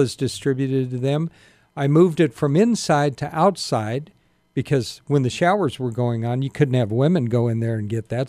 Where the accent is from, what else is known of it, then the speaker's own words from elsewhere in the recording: Sacramento, California, United States; also born or lived in Spartanburg, South Carolina; I grew up here